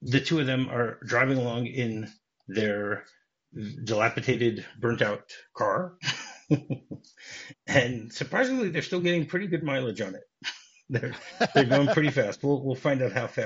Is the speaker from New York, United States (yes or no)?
no; Detroit, Michigan, United States; I grew up in Detroit